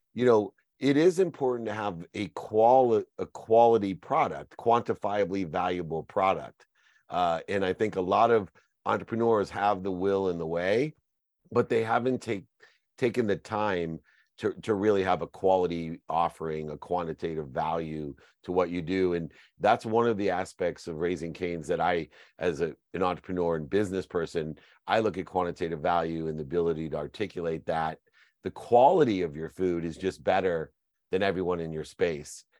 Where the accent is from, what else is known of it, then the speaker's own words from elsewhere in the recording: California, United States; also born or lived in Louisiana; I'm from California, uh, you know, although I went to Lu-, Louisiana for law school